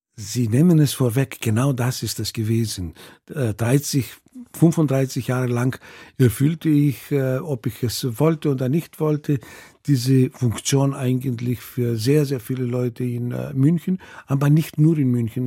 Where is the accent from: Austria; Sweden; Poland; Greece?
Greece; also born or lived in Munich, Germany; now in Germany; als mhm. griechische Population in äh, Deutschland